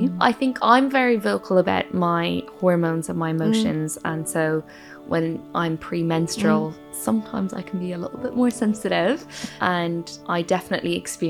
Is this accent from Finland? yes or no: no; Ireland; now in London, United Kingdom; I grew up in Ireland, but now live in London.